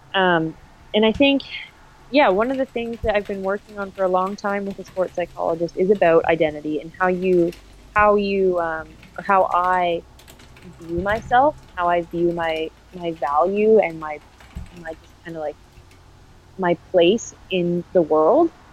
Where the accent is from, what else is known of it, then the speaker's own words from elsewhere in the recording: Durham Region, Ontario, Canada; I'm from the Durham region